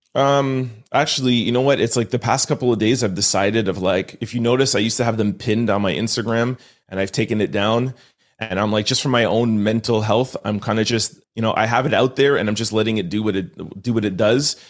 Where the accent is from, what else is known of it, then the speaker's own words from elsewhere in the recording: Montreal, Quebec, Canada; I'm born and raised in Montreal